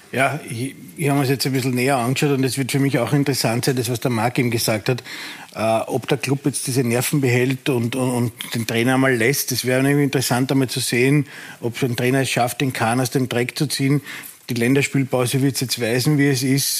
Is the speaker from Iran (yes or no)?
no; Austria; als Österreicher und österreichischer Fan